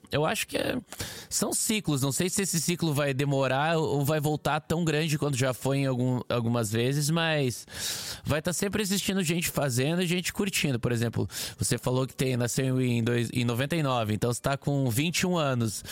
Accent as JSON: {"language": "Portuguese", "town": "Curitiba", "region": "Paraná", "country": "Brazil", "accent": "Curitiba", "moved": "yes", "lives_now": "São Paulo, Brazil", "said": "eu sou do sul, não tão sul quanto você, mas eu sou de Curitiba"}